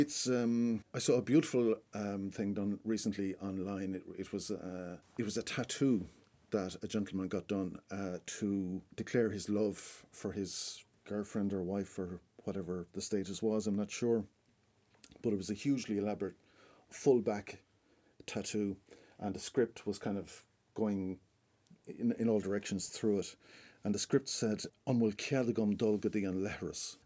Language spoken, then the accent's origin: English; Charleville, Munster, Ireland; now in Galway, Ireland; around my hometown in Charleville